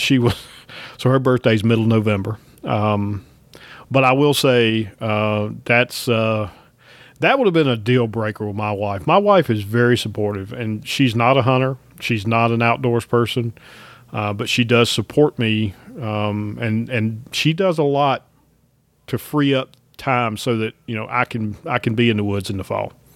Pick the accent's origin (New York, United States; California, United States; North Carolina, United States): North Carolina, United States; I grew up in North Carolina